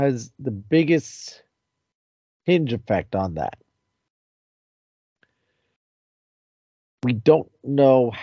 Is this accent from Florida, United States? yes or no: no; New Jersey, United States; we're all from New Jersey